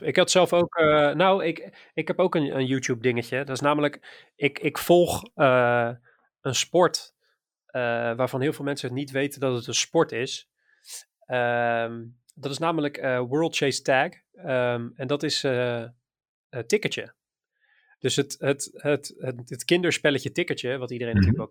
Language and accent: Dutch; Maassluis, South Holland, Netherlands; also born or lived in IJburg, Amsterdam; now in Amsterdam, Netherlands; uit mijn geboortestad. Of eh, uit de stad waar ik vandaan kom, Maasluis